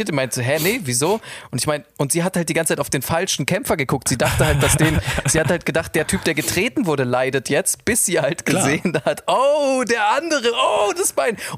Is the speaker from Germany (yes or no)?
yes; Munich, Bavaria, Germany; Ja, ich bin aus München.